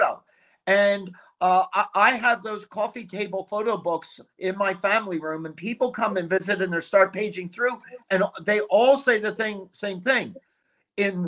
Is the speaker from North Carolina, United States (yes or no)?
no; Philadelphia, Pennsylvania, United States; I grew up in the Philly area